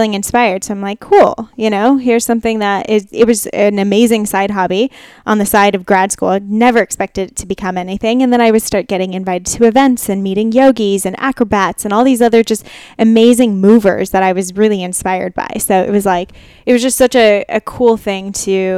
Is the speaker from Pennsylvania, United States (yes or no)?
no; Chino Hills, California, United States; now in Los Angeles, United States; I grew up in Chino Hills